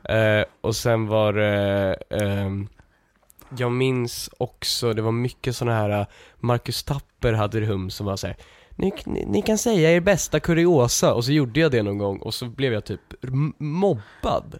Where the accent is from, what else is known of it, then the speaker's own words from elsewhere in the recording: Lidingö, Stockholm County, Sweden; jag är ju från eh, eh, den delen av Lidingö som, som är mindre eh, överklass typ.